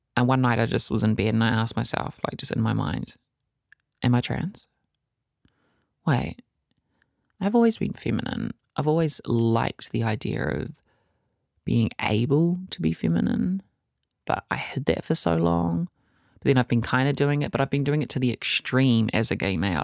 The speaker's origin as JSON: {"language": "English", "town": "Whakatane", "region": "Bay of Plenty", "country": "New Zealand", "tie": "born or raised there", "said": "It was hard growing up in Fakatane. I grew up there from the ages of eight to sixteen"}